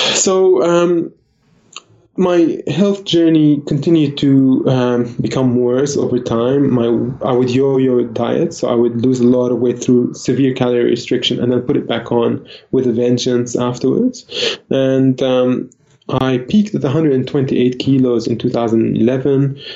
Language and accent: English; Lebanon; now in Australia; I was born in Lebanon in the peak of the civil war